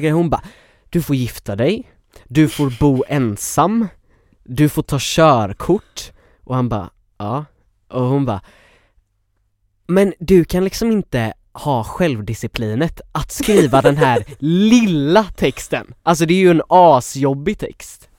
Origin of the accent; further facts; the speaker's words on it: Sävedalen, Västra Götaland, Sweden; Jag är från Sävedalen.